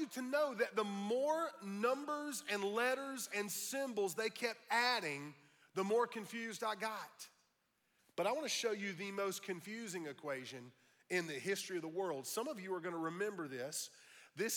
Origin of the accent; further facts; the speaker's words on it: United States; I'm not only a Christian, I'm an American